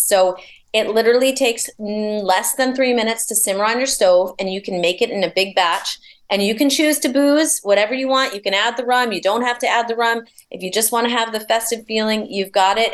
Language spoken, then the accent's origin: English; New York, United States; I'm a New Yorker